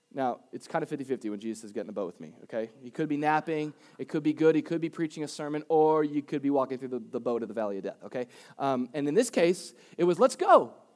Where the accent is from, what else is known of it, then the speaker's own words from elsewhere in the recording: Boca Raton, Florida, United States; I was raised in Boca